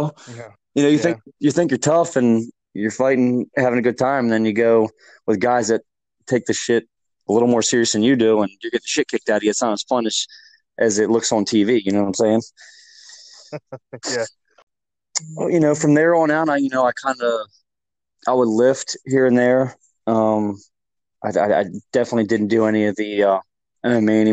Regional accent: Westminster, Maryland, United States; I grew up in Westminster, Maryland. I moved up here probably when I was six

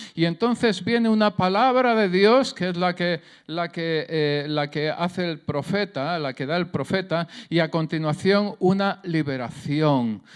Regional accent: Jaén, Andalusia, Spain; accent: southern Spanish; Yo soy de Jaén, soy del sur de España, el acento se me nota

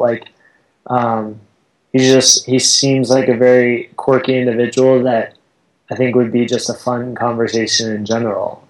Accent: Southern California, United States; moved away as an adult; now in Boulder, United States; I grew up in Southern California

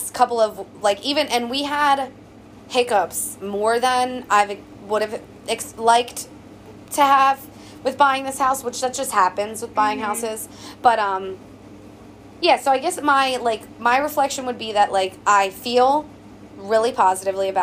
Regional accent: Coatesville, Pennsylvania, United States; moved away as an adult; now in Lancaster, United States; from Coatesville, Pennsylvania. I mean, like, yeah. Not that I don't love my hometown

